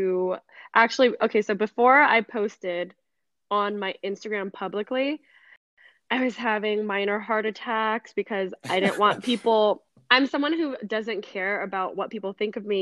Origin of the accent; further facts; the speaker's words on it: Riverside, California, United States; moved away as an adult; also born or lived in Los Angeles, United States; now in Las Vegas, United States; Riverside. I'm from Riverside